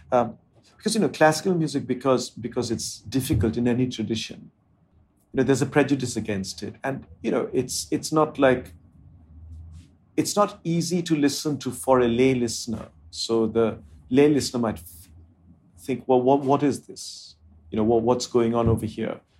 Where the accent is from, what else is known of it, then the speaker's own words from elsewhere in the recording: India; first language Bengali; English is a second language; Indian languages that I spoke were my mother tongue, Bengali and Hindi.